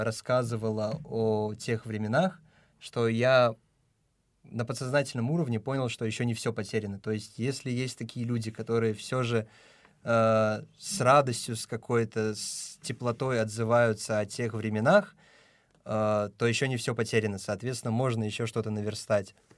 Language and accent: Russian; Tajikistan; now in Moscow, Russia; я из Таджикистана